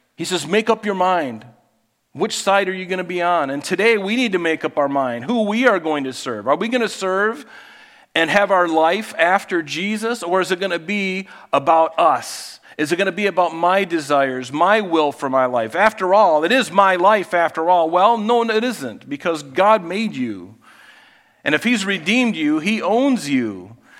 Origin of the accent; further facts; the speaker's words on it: Pine Island, Florida, United States; moved away; growing up on Pine Island in Southwest Florida